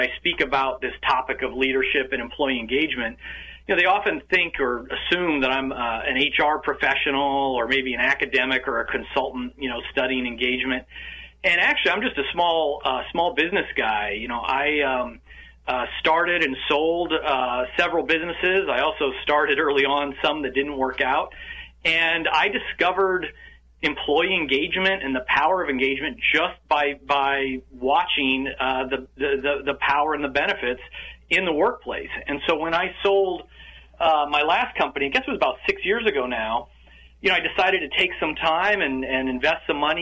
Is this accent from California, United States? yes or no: yes; Yorba Linda, California, United States; now in Bucks County, United States; I'm talking today from Bucks County, just outside of Philadelphia, but I actually grew up in Orange County, in Yorba Linda